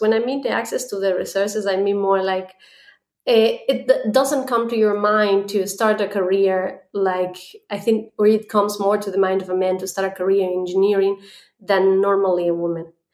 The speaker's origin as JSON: {"language": "English", "country": "Ecuador", "moved": "yes", "lives_now": "Germany", "said": "I come originally from Ecuador, uh, but I'm based right now here in Germany."}